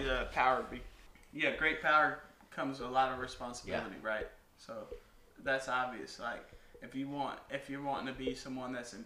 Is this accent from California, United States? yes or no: yes; California, United States; I'm from California